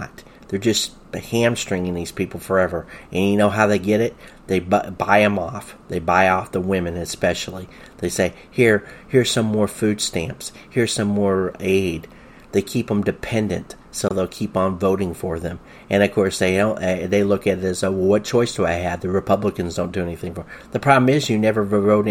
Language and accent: English; the South, United States; I grew up in the South in the 1970s.